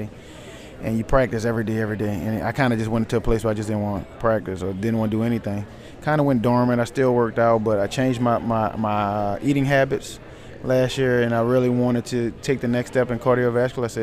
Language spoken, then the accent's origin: English; New Orleans, Louisiana, United States; Right here in New Orleans, Louisiana, out of the 7 Ward, right here